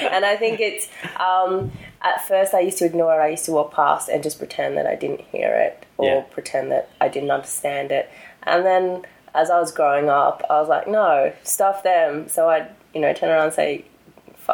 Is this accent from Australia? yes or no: yes; Newcastle, New South Wales, Australia; accent: Australian; also born or lived in South Korea; we grew up in Newcastle, it was a small town mentality